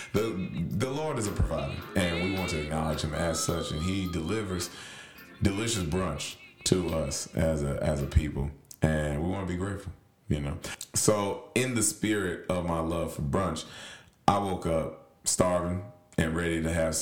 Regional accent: Nashville, Tennessee, United States; I'm from Nashville

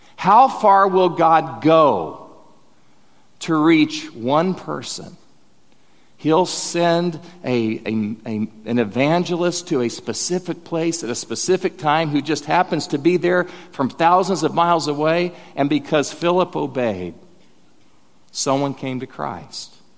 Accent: Bethany, Oklahoma, United States; I'm from Bethany, Oklahoma

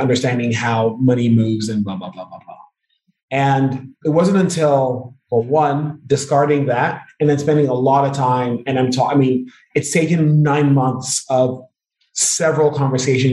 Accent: Nigeria; I'm Nigerian

